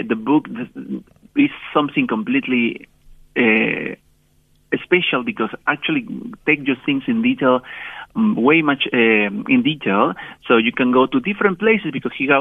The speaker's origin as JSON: {"language": "English", "country": "Peru", "moved": "yes", "lives_now": "South Africa", "said": "I am from Peru"}